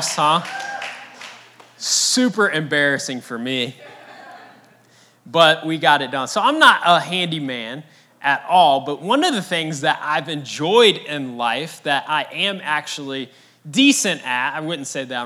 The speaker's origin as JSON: {"language": "English", "town": "St. Louis", "region": "Missouri", "country": "United States", "moved": "yes", "lives_now": "Jacksonville, United States", "said": "my wife and I, our whole family, we're all from St. Louis"}